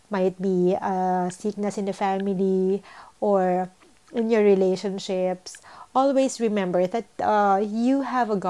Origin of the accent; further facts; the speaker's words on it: Philippines; moved away; And we are a Filipino.